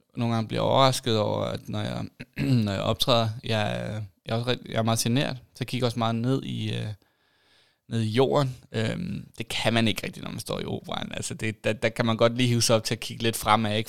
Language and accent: Danish; Lolland, Zealand, Denmark; moved away as an adult; also born or lived in Aarhus / Copenhagen; jeg voksede op på Lolland